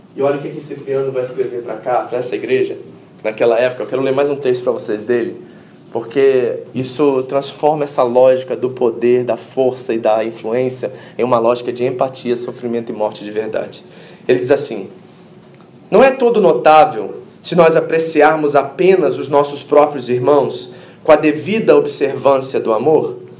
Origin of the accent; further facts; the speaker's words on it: Rio de Janeiro, Brazil; Eu não sou mineiro, né, gente? Eu sou carioca